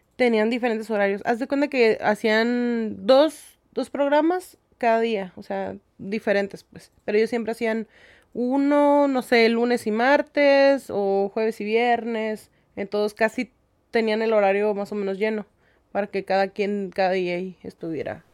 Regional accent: Ensenada, Baja California, Mexico; yo nací aquí, mis papás, este, pues mi mamá es de Zacatecas y mi papá es de Michoacán

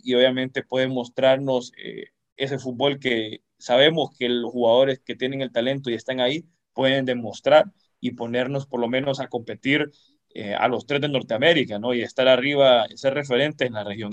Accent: Honduras

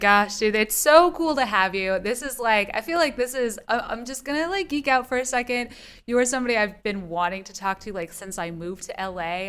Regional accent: San Diego County, California, United States; I'm from a small town in San Diego County

